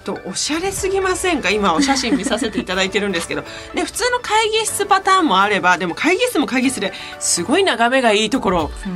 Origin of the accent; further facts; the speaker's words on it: Niigata, Japan; moved away; 私ね新潟出身